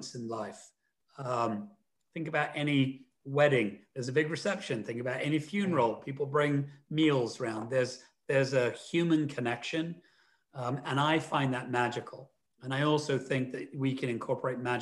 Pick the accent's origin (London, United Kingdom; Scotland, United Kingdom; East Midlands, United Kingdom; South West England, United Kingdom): London, United Kingdom; Where I grew up in London